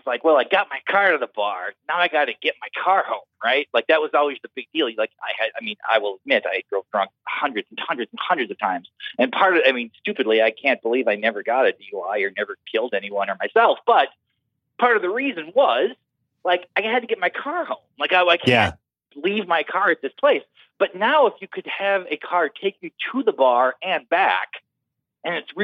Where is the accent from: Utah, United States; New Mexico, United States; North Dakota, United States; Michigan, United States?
North Dakota, United States; moved away; when I was growing up in North Dakota